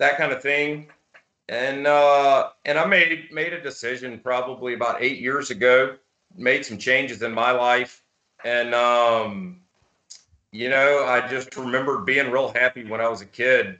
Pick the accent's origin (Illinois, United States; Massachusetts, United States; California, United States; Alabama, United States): Alabama, United States; Birmingham; growing up in Birmingham, Alabama